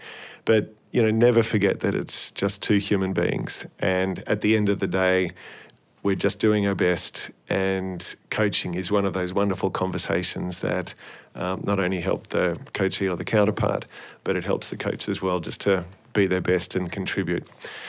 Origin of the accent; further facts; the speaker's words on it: Australia; they knew I was from Australia, and I said I was attending the Sydney Uni Masters.